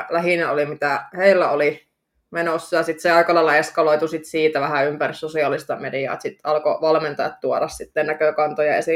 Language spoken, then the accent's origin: Finnish; Oulu, North Ostrobothnia, Finland; Mä oon syntynyt Oulussa.